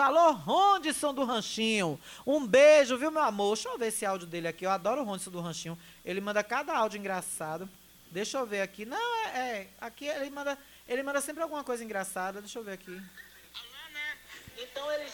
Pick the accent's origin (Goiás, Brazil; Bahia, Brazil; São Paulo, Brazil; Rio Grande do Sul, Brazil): Bahia, Brazil; Riachão do Jacuípe; moved away; also born or lived in Salvador; minha cidade, de onde eu nasci, de onde eu sou, Riachão do Jacuípe